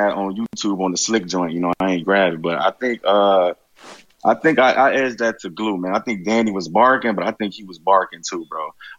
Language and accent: English; Chicago, Illinois, United States; I'm from Chicago, bro.